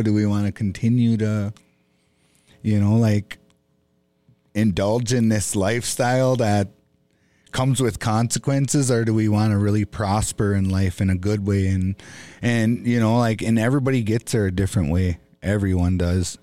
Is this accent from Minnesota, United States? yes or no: yes; Bois Forte Band of Chippewa, Minnesota, United States; I'm an Ojibwe from the Boys Fort Band of Chippewa Indians